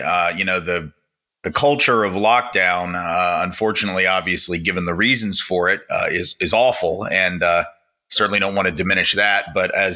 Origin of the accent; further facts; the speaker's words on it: Nashville, Tennessee, United States; moved away as an adult; also born or lived in New Orleans; I grew up here in Nashville, where I live again now